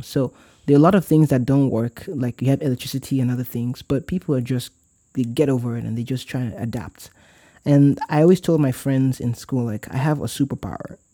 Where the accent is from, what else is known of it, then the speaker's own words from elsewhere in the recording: Warri, Delta, Nigeria; moved away; I'm from Warri